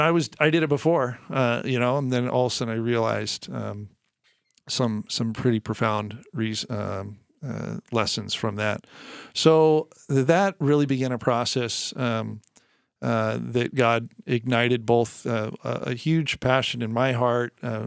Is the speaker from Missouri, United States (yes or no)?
no; San Rafael, California, United States; Where I grew up in San Rafael, I would often go with my dad down to the place they worked.